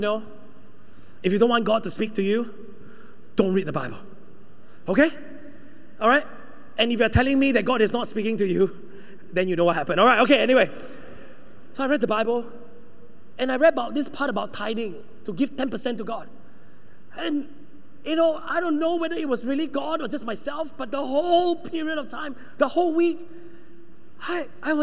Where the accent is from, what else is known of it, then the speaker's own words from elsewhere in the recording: Sabah, Malaysia; moved away; also born or lived in United Kingdom; I'm the one from Sabah